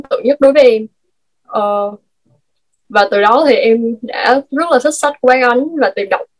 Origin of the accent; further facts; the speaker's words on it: Binh Phuoc, Vietnam; now in Ho Chi Minh City, Vietnam; em hiện tại thì em đang ở Sài Gòn còn quê của em là Bình Phước thì hồi trước là khi mà em ở Bình Phước ấy, thì nhà em ở kiểu như là cũng vùng sâu vùng xa ấy chị